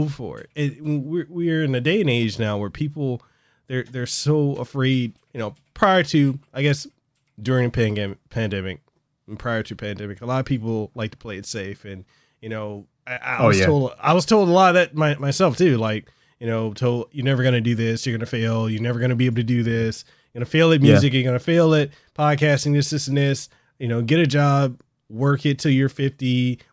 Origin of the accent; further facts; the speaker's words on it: Hawaii, United States; I'm a guy from Hawaii that literally started from nothing